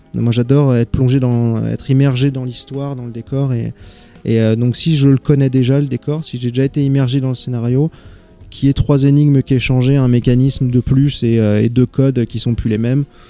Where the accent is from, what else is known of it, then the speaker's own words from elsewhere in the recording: Paris, Île-de-France, France; moved away; je suis originaire de Paris